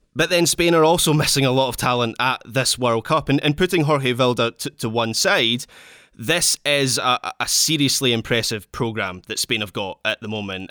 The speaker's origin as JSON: {"language": "English", "region": "Scotland", "country": "United Kingdom", "said": "as a Scot"}